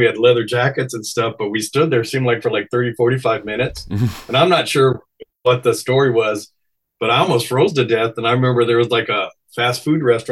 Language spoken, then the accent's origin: English; Texas, United States; now in California, United States; I grew up in Texas